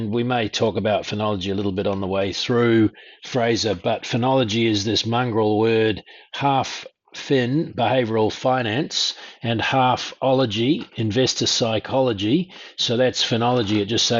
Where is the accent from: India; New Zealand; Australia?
New Zealand; Auckland; born there; I was the kid of a couple who eloped from South Africa, moved to New Zealand. I was born in Auckland